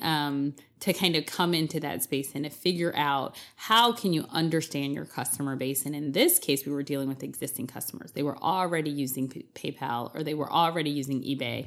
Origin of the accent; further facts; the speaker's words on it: East Coast, United States; I'm from the East Coast